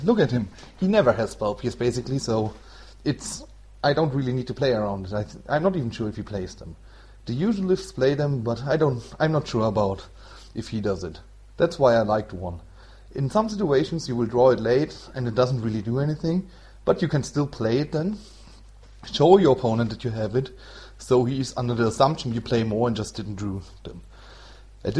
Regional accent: Germany; English is a second language; I'm from Germany, so it's not my mother tongue.

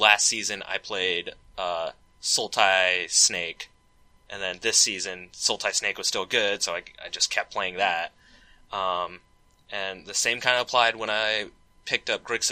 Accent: Raleigh, North Carolina, United States; now in Seattle, United States; I grew up in Raleigh, North Carolina

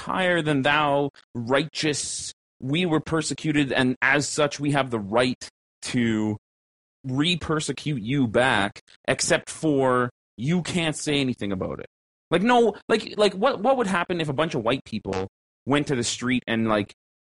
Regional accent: Canada; Caucasian slash mixed bred Canadian regular ass fucking person

